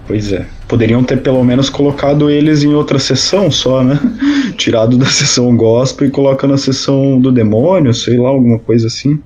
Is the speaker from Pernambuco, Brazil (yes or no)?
no; interior of São Paulo, Brazil; now in Florianópolis, Brazil; sou paulista do interior radicado aqui em Santa Catarina, na Ilha da Magia famigerada Florianópolis